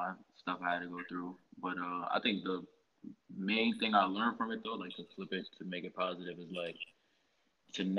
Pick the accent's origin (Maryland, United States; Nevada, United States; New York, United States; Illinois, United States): New York, United States; Rockland County; I spent the majority of my life in Rockland